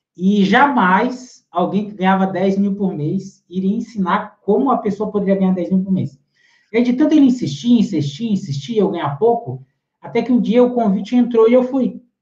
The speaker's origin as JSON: {"language": "Portuguese", "town": "Lages", "region": "Santa Catarina", "country": "Brazil", "tie": "born or raised there", "moved": "yes", "lives_now": "Palhoça, Brazil", "said": "eu sou natural de Lages, aqui em Santa Catarina"}